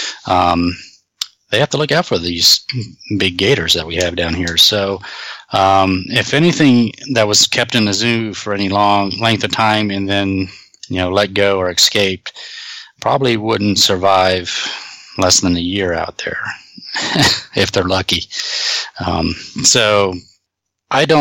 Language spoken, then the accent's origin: English; North Florida, United States; also born or lived in Connecticut; My parents moved down from Connecticut when I was 2. So, Florida is pretty much all I know. So, when we grew up in Florida, not much to do where we lived. We were living in a little North Florida area